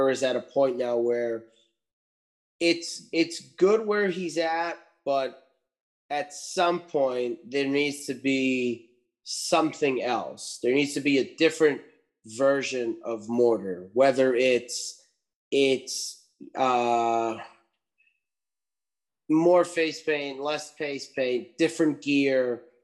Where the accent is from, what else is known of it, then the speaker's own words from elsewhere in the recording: Lowell, Massachusetts, United States; my hometown here in Lowell